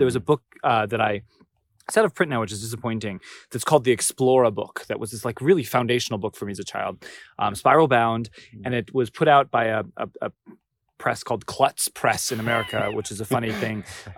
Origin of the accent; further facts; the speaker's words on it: Orange County, California, United States; So I grew up in Orange County, California, which is like this famous place that there was like a TV show about it.